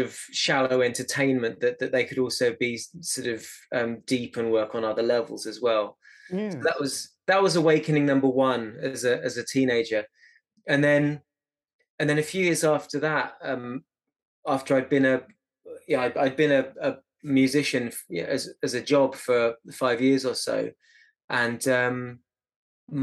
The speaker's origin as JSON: {"language": "English", "town": "Eastbourne", "region": "South East England", "country": "United Kingdom", "tie": "born or raised there", "said": "I grew up in Eastbourne"}